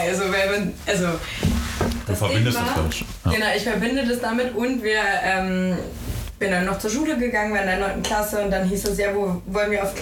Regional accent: Northeim, Lower Saxony, Germany; now in Berlin, Germany; Göttingen. Also aus Nordheim ganz genau, in der Nähe von Göttingen.

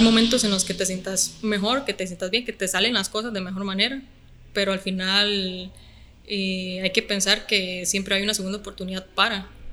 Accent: Guadalupe, San José, Costa Rica; also born or lived in Alajuela; yo nací en Alajuela, pero toda mi vida he vivido en Guadalupe, San José

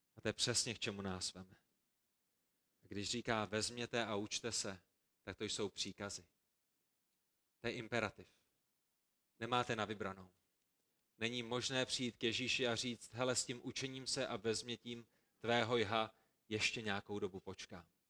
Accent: Prague, Czechia; A my, kteří jsme vyrůstali v Praze

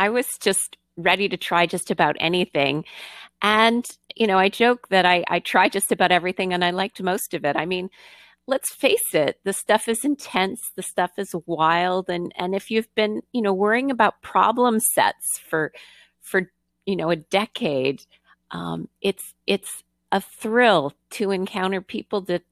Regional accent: Canada; moved away as an adult; also born or lived in Michigan / Massachusetts; I grew up in Canada

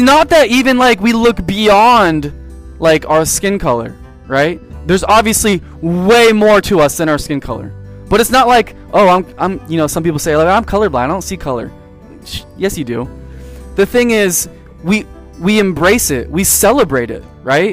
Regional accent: San Diego, California, United States; moved away; also born or lived in East Coast; I was born in San Diego

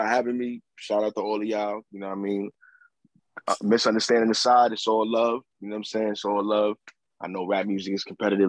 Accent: New York City, New York, United States; I'm from the Lower East Side, Manhattan.

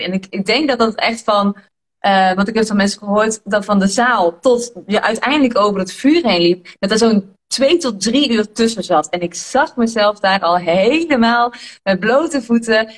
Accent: Tilburg, North Brabant, Netherlands; Ik kom zeg maar uit Tilburg en ik ben hier echt geboren

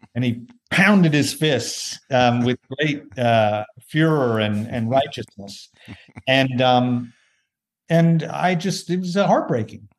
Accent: Tulsa, Oklahoma, United States; moved away; an event in Tulsa, Oklahoma, my hometown.

